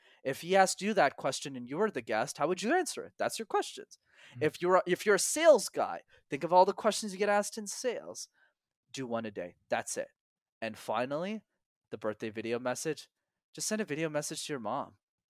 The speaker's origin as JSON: {"language": "English", "town": "Montreal", "region": "Quebec", "country": "Canada", "tie": "born or raised there", "said": "because I'm born and raised in Montreal. And in Montreal, you need to know how to speak French, which I didn't know."}